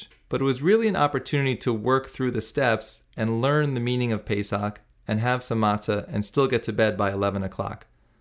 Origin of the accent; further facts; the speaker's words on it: New City, New York, United States; I grew up in New City, New York, not to be confused with New York City. New City is in Rockland County